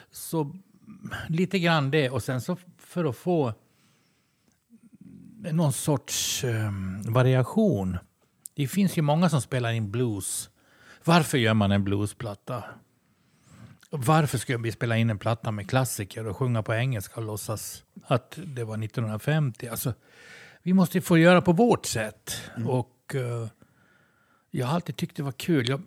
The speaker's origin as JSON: {"language": "Swedish", "country": "Sweden", "said": "vi är ju svenskar."}